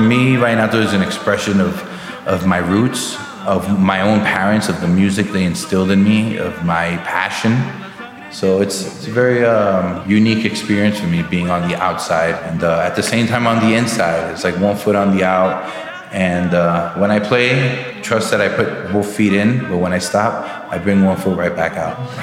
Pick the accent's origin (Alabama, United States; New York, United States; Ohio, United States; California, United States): New York, United States; I was born and raised in Brooklyn, New York all my life.